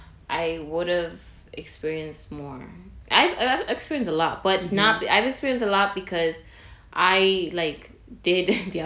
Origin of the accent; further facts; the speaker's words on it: New York City, New York, United States; I was born in the Bronx, raised in the Bronx, went to elementary, middle school, and high school in the Bronx.